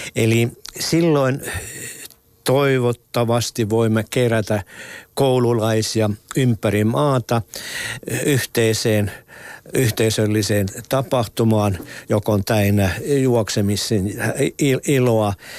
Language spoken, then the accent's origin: Finnish; Ostrobothnia, Finland; meillä Pohjanmaalla